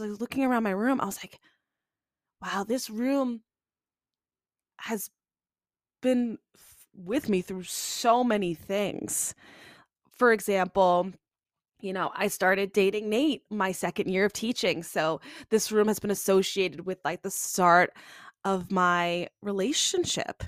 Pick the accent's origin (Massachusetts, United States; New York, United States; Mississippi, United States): New York, United States; Long Island; born and bred Long Island. I love Long Island